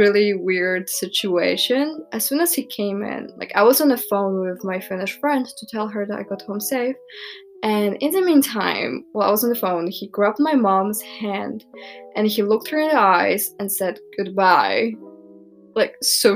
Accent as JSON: {"language": "English", "country": "Poland", "tie": "born or raised there"}